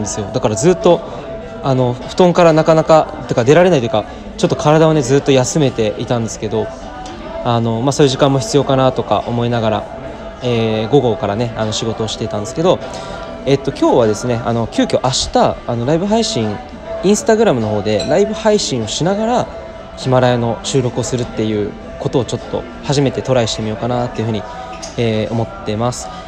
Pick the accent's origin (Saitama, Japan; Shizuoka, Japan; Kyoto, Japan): Saitama, Japan; 今ですね地元埼玉新都心に、えー、来ています